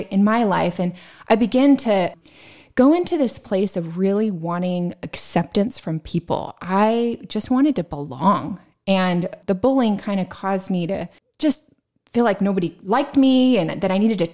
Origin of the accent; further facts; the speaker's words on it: San Diego, California, United States; I grew up in San Diego, California, in an amazing Christian family